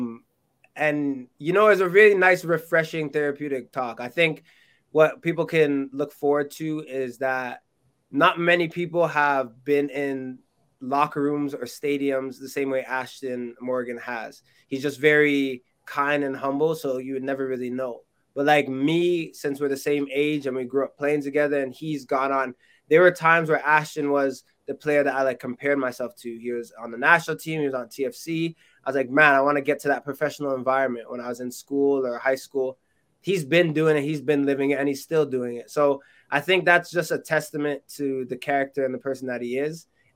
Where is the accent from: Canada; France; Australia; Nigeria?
Canada; My being Canadian, but also my parents being, or my mom being Jamaican, but most of my heritage being Jamaican